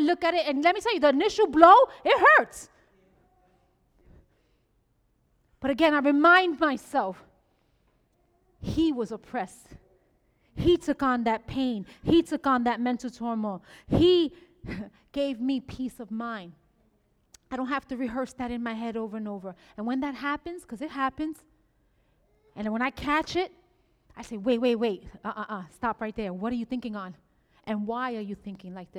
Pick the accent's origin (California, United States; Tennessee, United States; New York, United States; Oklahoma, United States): New York, United States; New York City; I'm a Boricua from the Bronx